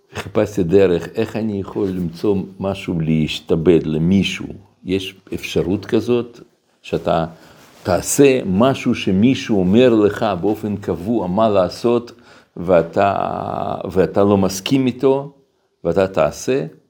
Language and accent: Hebrew; Russia; now in Israel; כל ילדות שלי גדלתי ברוסיה